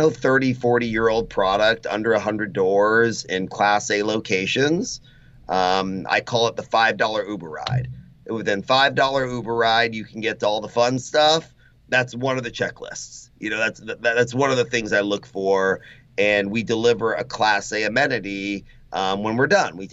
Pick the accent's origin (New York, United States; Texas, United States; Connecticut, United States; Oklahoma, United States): Texas, United States; Austin; I was born and raised in Austin, and kind of grew up here in Austin